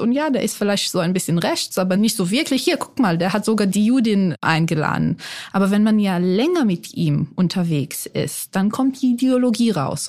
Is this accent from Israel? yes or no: yes; Israel; accent: Israeli; moved away as an adult; also born or lived in Mannheim, Germany; now in Germany; Ich bin in Mannheim geboren, aber in Israel aufgewachsen, weil mein Vater Israeli ist